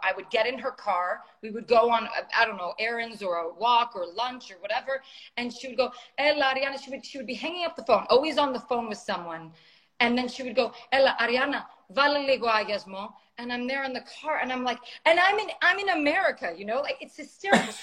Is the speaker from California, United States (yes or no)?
yes; San Francisco, California, United States; moved away as an adult; now in Los Angeles, United States; I was born and raised in San Francisco